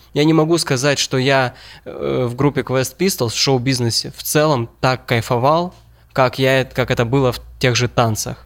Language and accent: Russian; Ukraine